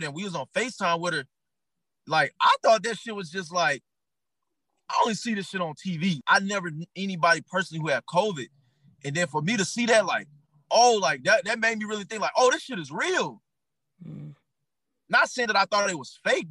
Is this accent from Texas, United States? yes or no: no; Arkansas, United States; moved away as an adult; now in Atlanta, United States; I'm from Arkansas. I dealt with racism my whole life. I thought that shit was normal till I moved to Atlanta.